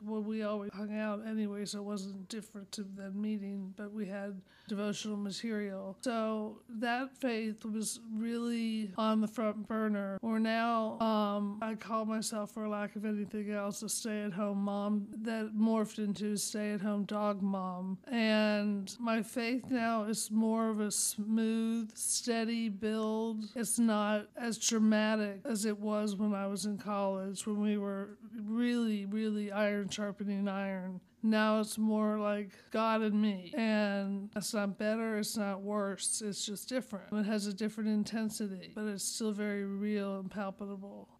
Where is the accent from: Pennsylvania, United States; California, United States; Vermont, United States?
Pennsylvania, United States; Pittsburgh; growing up in Pittsburgh where everybody seemed to have four or more children